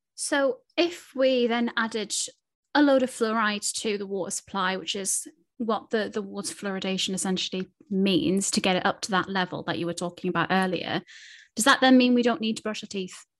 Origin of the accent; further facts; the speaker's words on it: Newcastle upon Tyne, North East England, United Kingdom; I'm from Newcastle.